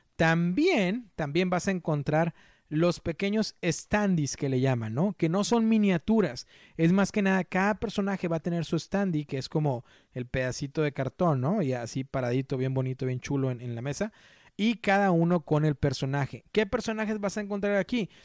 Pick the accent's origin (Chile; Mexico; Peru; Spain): Mexico; yo soy mexicano